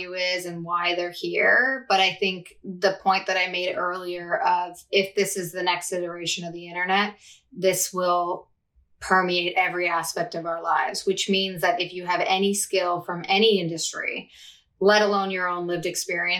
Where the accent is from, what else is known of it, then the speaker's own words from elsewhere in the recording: Canada; also born or lived in Toronto, Canada; I'm Canadian, based in Toronto, Canada.